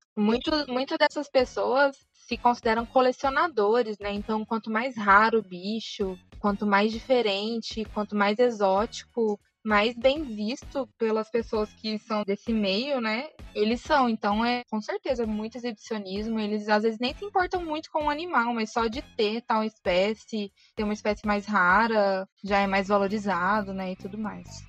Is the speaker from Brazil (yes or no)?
yes; Uberlândia, Minas Gerais, Brazil; moved away as an adult; now in São Paulo, Brazil; Eu sou de Uberlândia, me formei na Universidade Federal de Uberlândia, tem dois anos